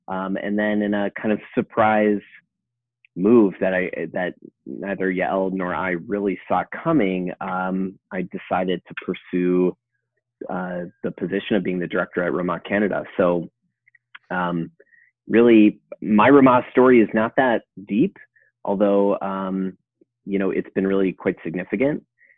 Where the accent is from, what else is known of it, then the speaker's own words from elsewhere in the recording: outside of Chicago, Illinois, United States; I grew up outside of Chicago